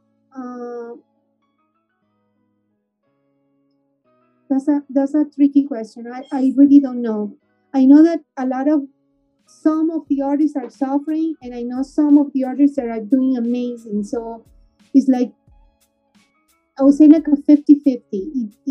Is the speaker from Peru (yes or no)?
yes; Peru; now in Miami, United States; I'm from Peru